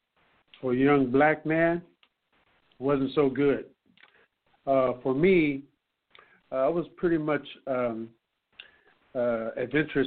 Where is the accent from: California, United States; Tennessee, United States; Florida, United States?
California, United States; San Francisco; I'm from Fillmore